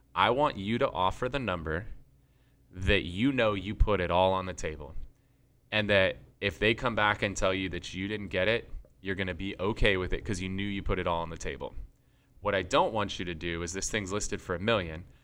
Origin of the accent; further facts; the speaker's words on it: San Diego, California, United States; we're from San Diego, we have the Padres here